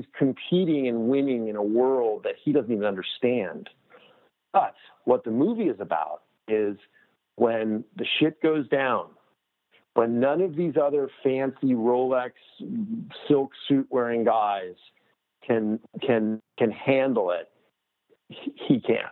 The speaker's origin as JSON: {"language": "English", "town": "Los Angeles", "region": "California", "country": "United States", "tie": "born or raised there", "said": "I grew up in Los Angeles"}